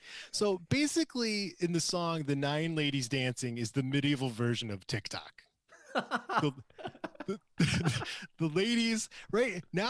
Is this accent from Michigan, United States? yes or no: yes; Traverse City, Michigan, United States; I'm from Traverse City, and I don't know anything about fruit trees.